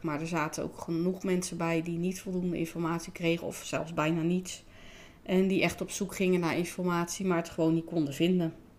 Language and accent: Dutch; Rotterdam, South Holland, Netherlands; Ik ben in 1973 geboren in Rotterdam